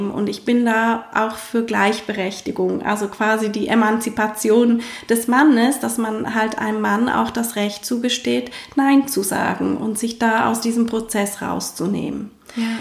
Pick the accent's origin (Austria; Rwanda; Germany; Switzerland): Switzerland; ähm, vermehrt, wie bei uns in der Schweiz.